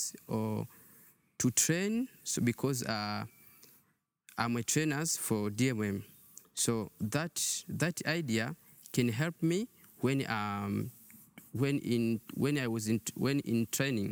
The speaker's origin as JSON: {"language": "English", "town": "Tanga", "region": "Tanga Region", "country": "Tanzania", "said": "So I'm come from Tanga."}